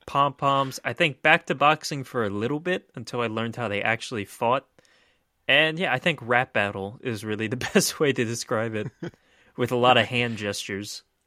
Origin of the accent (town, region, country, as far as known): Maryland, United States